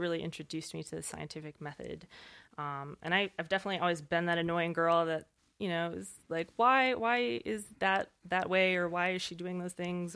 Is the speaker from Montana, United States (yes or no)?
yes; Montana, United States; I grew up in Montana.